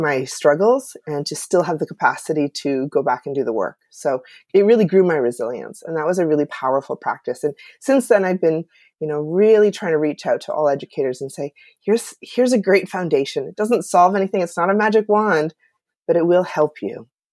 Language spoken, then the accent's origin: English; Canada; I'm from Canada